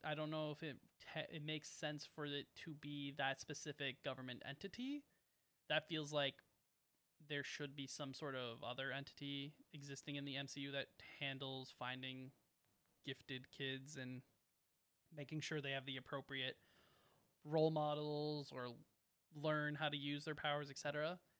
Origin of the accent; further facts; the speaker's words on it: Canada; we're Canadian